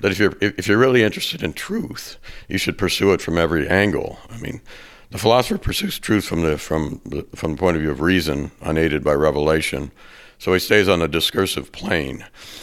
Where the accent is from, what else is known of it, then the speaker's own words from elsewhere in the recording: California, United States; now in Arizona, United States; I'm from the West. I'm from California